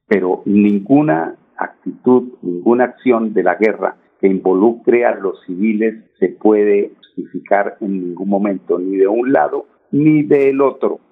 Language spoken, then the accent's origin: Spanish; Colombia; todos somos colombianos